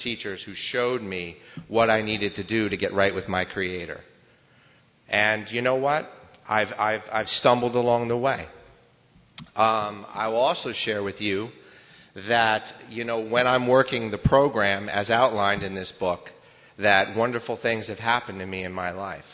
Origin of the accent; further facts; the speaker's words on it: Howell, New Jersey, United States; I'm from Howell, which is somewhere between Great Adventure and Belmar, New Jersey